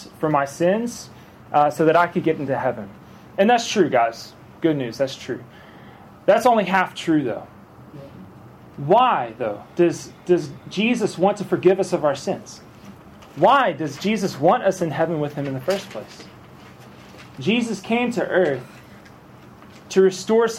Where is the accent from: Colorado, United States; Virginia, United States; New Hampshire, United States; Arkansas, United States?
Arkansas, United States; moved away as an adult; now in Alabama, United States; I grew up in Arkansas, in like the Southern churches and all that, and now I live in Alabama